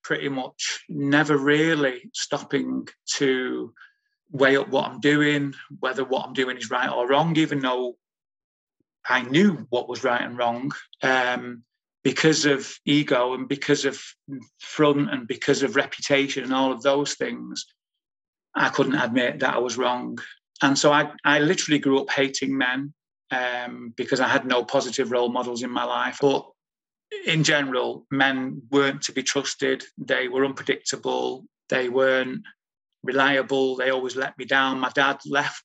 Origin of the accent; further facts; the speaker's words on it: Manchester, North West England, United Kingdom; growing up in a big Irish family, born and raised in Moss Side in 1965, in Manchester